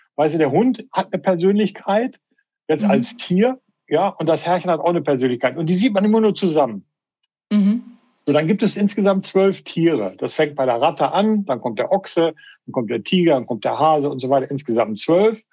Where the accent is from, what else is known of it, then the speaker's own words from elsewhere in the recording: Paderborn, North Rhine-Westphalia, Germany; moved away as an adult; also born or lived in Melbourne, Australia; Paderborn, wo ich groß geworden bin